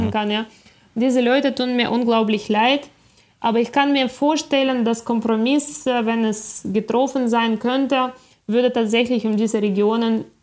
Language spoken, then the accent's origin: German; Ukraine; moved away as an adult; ich bin in der Ukraine aufgewachsen. Bis ich äh, 21 war, habe ich in, äh, in der Ukraine ausschließlich gelebt.